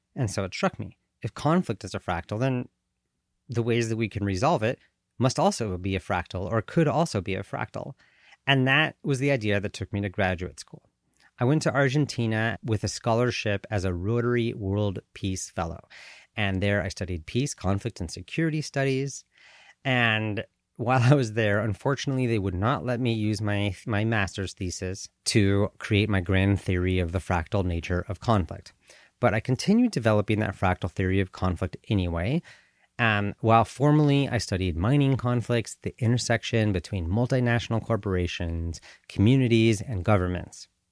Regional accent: Colorado, United States; moved away as an adult; also born or lived in Southern California / Switzerland / Washington, D.C. / Paraguay; now in Bay Area, California, United States; I was born in the United States, in Southern California. I grew up in Colorado

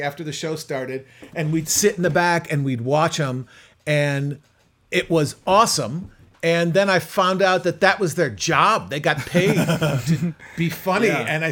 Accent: Chicago, Illinois, United States; moved away as an adult; now in Los Angeles, United States; I grew up in Chicago, went to high school in Chicago

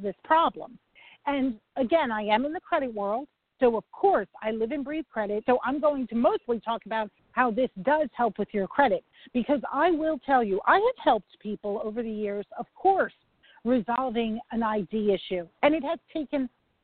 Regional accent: New York, United States; I'm a New Yorker

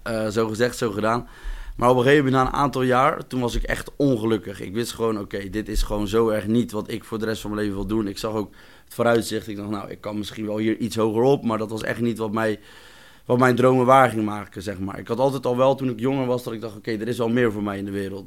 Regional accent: Rijnsburg, South Holland, Netherlands; Ik ben ook geboren en getogen in Rijnsburg

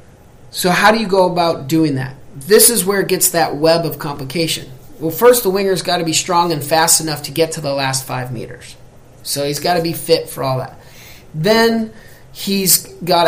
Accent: United States; I'm American

